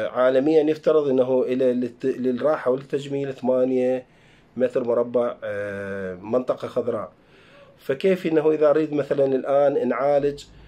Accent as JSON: {"language": "Arabic", "country": "Iraq", "said": "احنا عندنا بالعراق"}